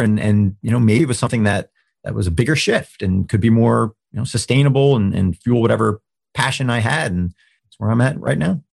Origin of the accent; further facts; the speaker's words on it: New Jersey, United States; moved away as an adult; now in Pittsburgh, United States; I was from New Jersey